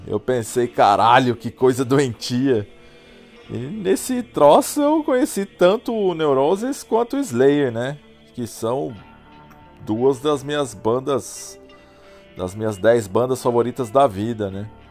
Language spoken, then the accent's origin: Portuguese; Poços de Caldas, Minas Gerais, Brazil; Tinha uma loja de disco lá na minha cidade, em Poço de Caldas